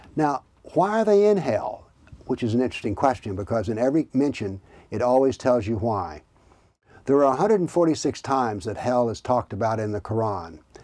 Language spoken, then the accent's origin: English; the South, United States; now in Tennessee, United States; I was raised in the South